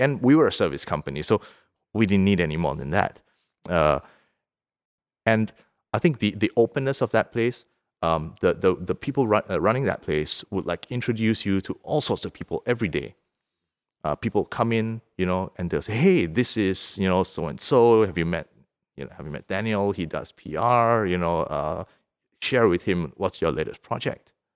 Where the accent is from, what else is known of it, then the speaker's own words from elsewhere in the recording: Singapore; moved away as an adult; now in Vaasa, Finland; we lived in Singapore, where I'm from. I'm from Singapore.